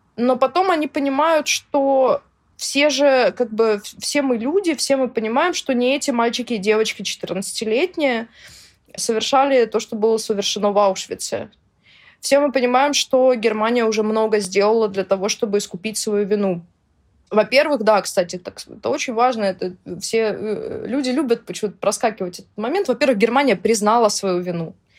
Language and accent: Russian; Russia; я россиянка, которая общается с украинцами